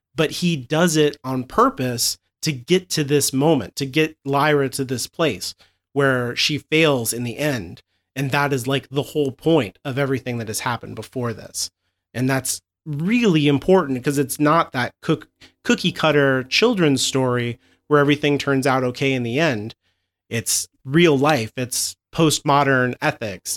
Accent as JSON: {"language": "English", "country": "United States", "said": "I'm too American"}